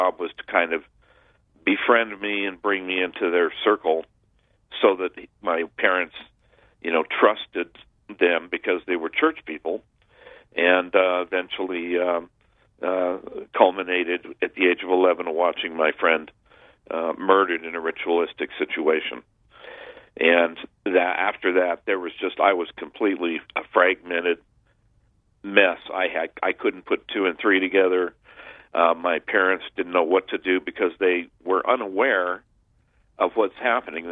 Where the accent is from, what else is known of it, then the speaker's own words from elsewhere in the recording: Southern California, United States; I grew up in Southern California during the 60s